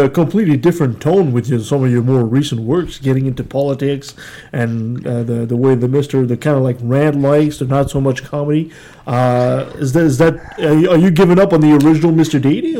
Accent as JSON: {"language": "English", "country": "Canada", "said": "we're all Canadians."}